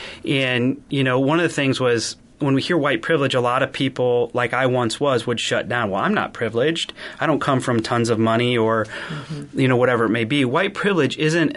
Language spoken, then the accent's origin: English; Iowa, United States; I grew up in a small town, and I come from Iowa